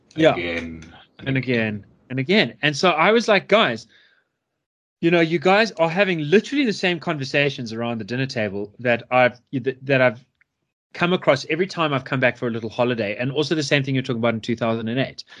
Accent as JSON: {"language": "English", "country": "South Africa", "also_born_or_lived": "United States", "said": "a South African but someone who hasn't lived here for six years"}